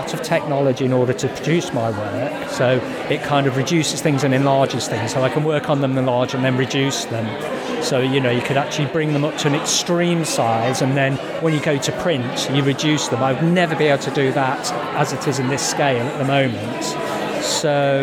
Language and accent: English; Ironbridge, West Midlands, United Kingdom; And I'm from Ironbridge